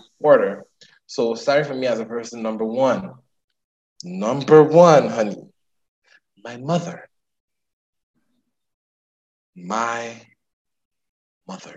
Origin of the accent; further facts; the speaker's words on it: Nigeria; as a queer Nigerian living in Nigeria